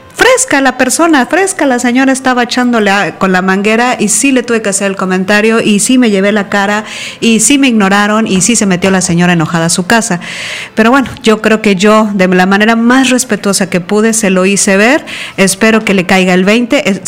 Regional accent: Veracruz, Mexico; En Veracruz, por ejemplo, que es de donde yo soy

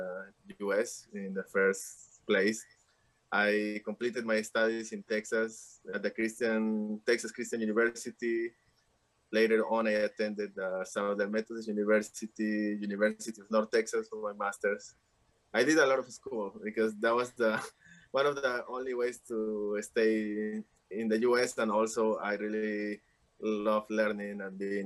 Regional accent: Lima, Peru; moved away; I grew up in Lima, which is the most influenced, westernized city

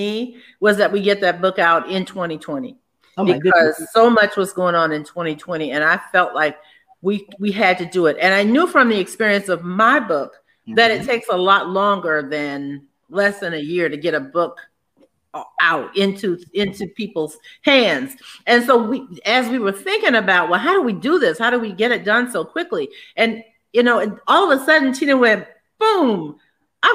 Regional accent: Savannah, Georgia, United States; I grew up in Savannah in the era of Jim Crow

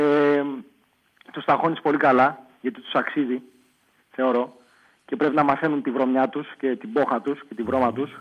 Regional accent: Ilion, Attica, Greece; Είμαι από τα Νέα Λιώσια.

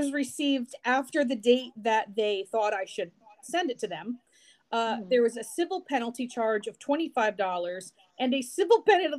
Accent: New Jersey, United States; I'm from New Jersey.

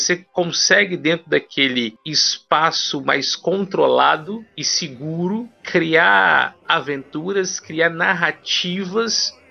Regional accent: Ouro Preto do Oeste, Rondônia, Brazil; born there; now in Vitória, Brazil; Na verdade, eu resido em Vitória, Espírito Santo, mas eu sou nascido em Ouro Preto do Oeste, Rondônia.

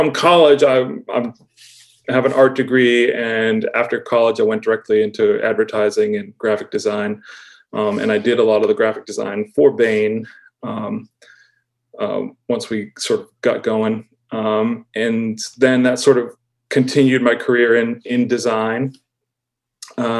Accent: Auburn, Massachusetts, United States; moved away as an adult; now in Western Massachusetts, United States; I grew up in just outside of Worcester in Auburn, Mass

